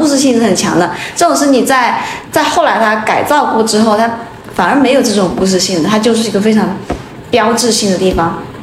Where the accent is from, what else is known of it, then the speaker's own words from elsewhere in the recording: Fuzhou, Fujian, China; 我的老家还是一个属于小景点吧， 然后小的时候你会觉得它很有意思，因为我们那里有， 我们福州话一个宅子叫错嘛